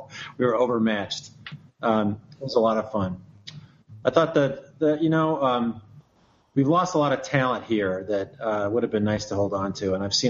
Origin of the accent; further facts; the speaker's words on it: Detroit, Michigan, United States; moved away as an adult; also born or lived in Midwest; now in San Diego, United States; I grew up in Detroit when I was a kid.